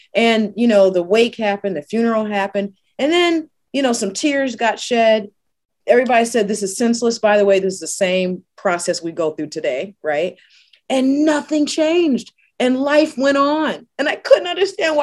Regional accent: Newark, New Jersey, United States; also born or lived in St. Paul, Minnesota; now in Minneapolis, United States; I was born in New Jersey, Newark, New Jersey, same hospital as Whitney Houston and Queen Latifah.

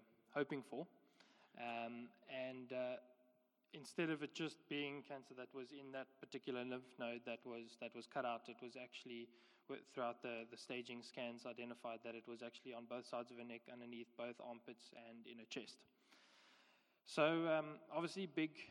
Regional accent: George, Western Cape, South Africa; moved away as an adult; also born or lived in West Africa; now in Somerset West, South Africa; we are both from George. We went to school there, grew up there

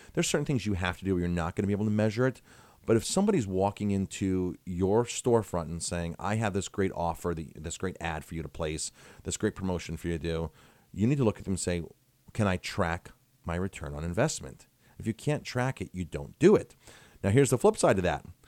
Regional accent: Ellenville, New York, United States; also born or lived in Colorado Springs, Colorado; it's my hometown, and I'm trying to make my hometown a better place.

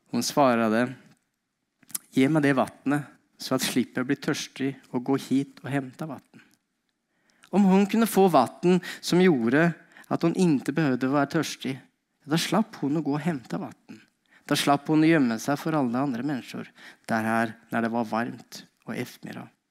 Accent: Norway; moved away as an adult; now in Sweden; jeg eh, kom fra Norge. Eh, bodd her i eh, ikke allmenn tid, men 16 eh, år tror jeg det blir.

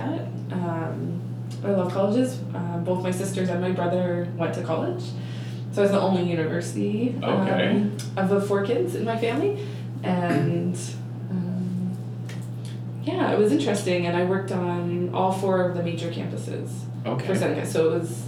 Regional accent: Pontypool, Ontario, Canada; moved away as an adult; also born or lived in Antigonish, Nova Scotia; I grew up in a tiny, tiny little town, you blink and you miss it, about 100 kilometers northeast of Toronto

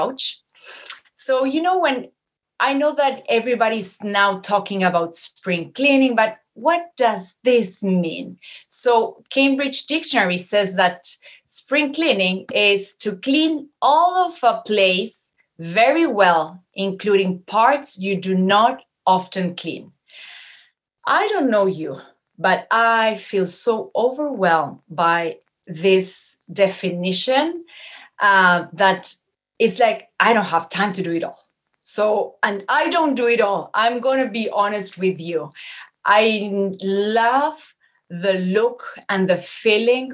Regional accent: Uruguay; moved away as an adult; now in Montreal, Canada; I was born and raised in Uruguay, in a very warm country.

